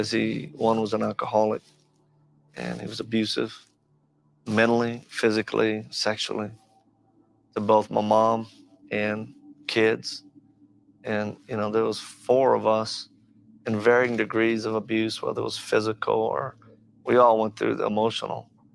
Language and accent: English; Lafayette, Louisiana, United States; I'm originally from Louisiana. I was born in Lafayette, Louisiana, back in 1965.